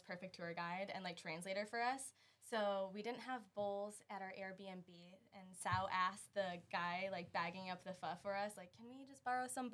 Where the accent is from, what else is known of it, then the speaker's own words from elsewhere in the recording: Connecticut, United States; moved away as an adult; now in St. Petersburg, United States; I'm originally from Connecticut, and I moved down here to go to college